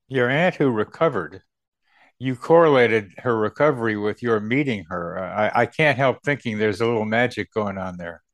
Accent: Charlottesville, Virginia, United States; Charlottesville, my hometown

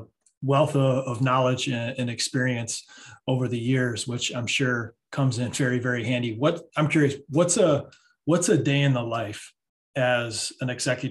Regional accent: Michigan, United States; my home state, the great state of Michigan

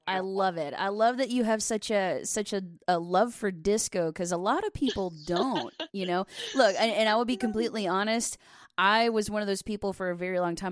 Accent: Delaware, Ohio, United States; I was raised in uh, in Delaware. It's about thirty minutes north of Columbus.

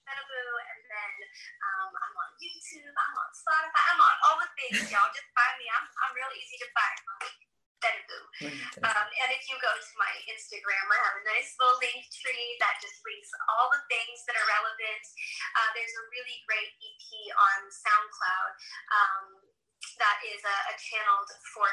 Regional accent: United States; I was born in the States. My parents are from Morocco.

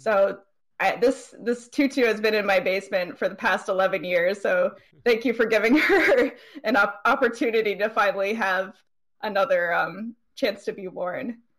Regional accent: East Coast, United States; I'm a cosplayer from the East Coast.

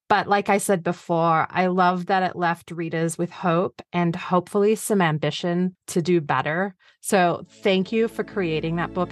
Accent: Australia; I'm Australian

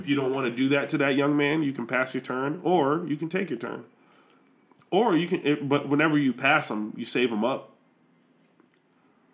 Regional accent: Buffalo, New York, United States; I'm from Buffalo

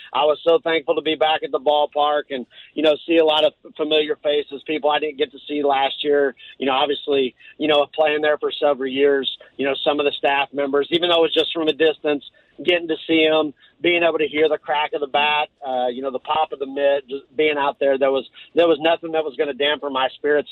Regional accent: Missouri, United States; I grew up in Missouri

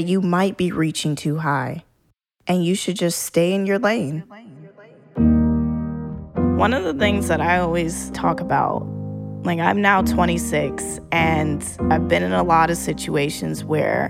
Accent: the South, United States; moved away; I was a woman from the South

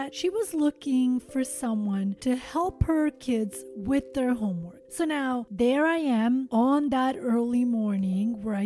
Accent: Montenegro; my home country, Montenegro

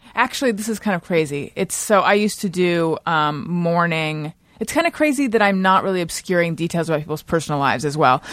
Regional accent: Orange County, California, United States; moved away as an adult; also born or lived in Oakland / New York City; now in Los Angeles, United States; I was from Orange County

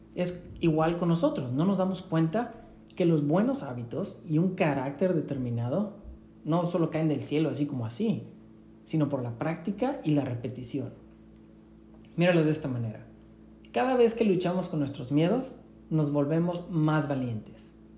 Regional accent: Tampico, Tamaulipas, Mexico; yo aprendí en la playa, en Tampico, de donde yo soy

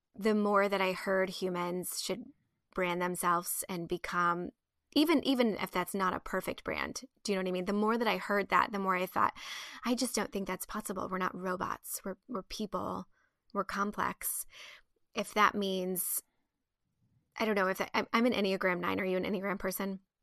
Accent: Midwest, United States; I was raised in the Midwest

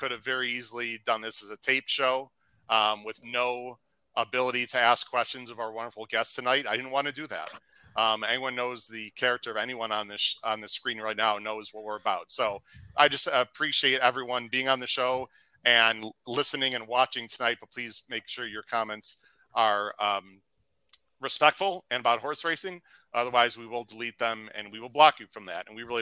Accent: Chicago, Illinois, United States; I'm from the Chicago area.

